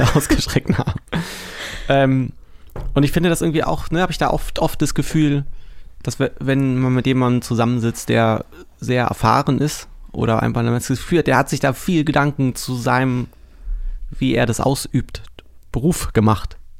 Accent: Berlin, Germany; moved away as an adult; now in Brandenburg, Germany; Hier bin ich geboren. Ich bin aus Berlin

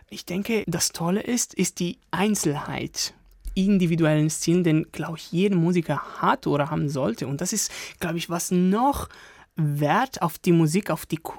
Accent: Turin, Piedmont, Italy; now in Germany; Aus Turin.

